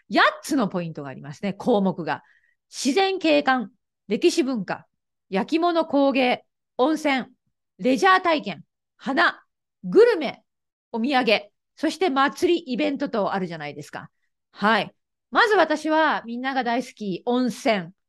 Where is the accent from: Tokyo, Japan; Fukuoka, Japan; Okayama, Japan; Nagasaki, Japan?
Okayama, Japan; 私のふるさとの岡山県を紹介したいという強い気持ちがありました。